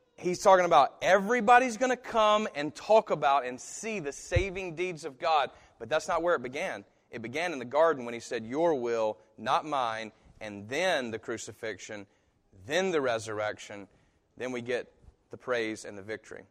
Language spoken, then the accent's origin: English; United States; I'm American